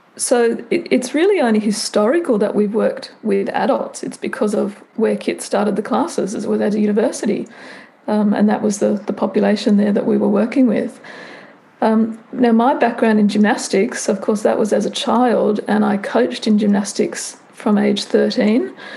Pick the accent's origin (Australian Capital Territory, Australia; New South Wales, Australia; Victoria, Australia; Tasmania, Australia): Australian Capital Territory, Australia; Canberra; I'm Australian. I grew up in Canberra, which is the national capital.